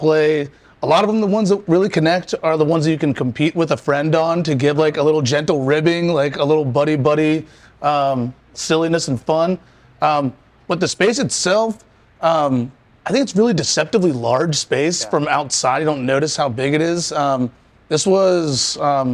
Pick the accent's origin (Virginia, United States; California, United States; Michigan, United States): Virginia, United States; Richmond; I'm from Richmond. I'm raised here, moved away